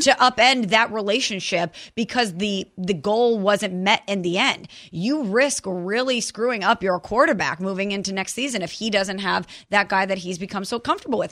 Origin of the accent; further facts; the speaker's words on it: St. Louis, Missouri, United States; I'm from Saint Louis